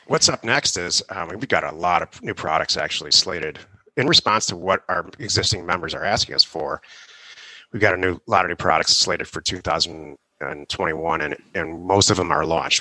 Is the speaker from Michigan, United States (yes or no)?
yes; Detroit, Michigan, United States; also born or lived in California; now in Arizona, United States; I'm from Detroit